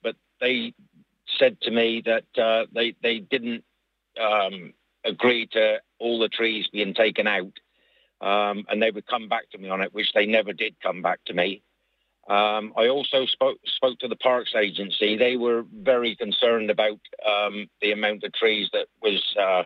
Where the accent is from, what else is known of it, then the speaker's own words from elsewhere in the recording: Cornwall, South West England, United Kingdom; moved away as an adult; now in Glenfarne, Ireland; I'm from Cornwall originally